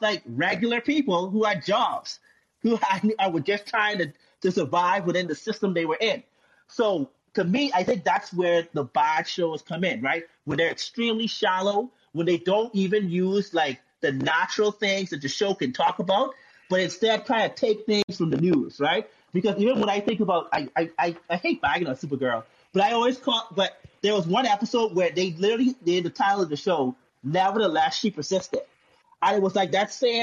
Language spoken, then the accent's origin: English; Bahamas; I'm from the Bahamas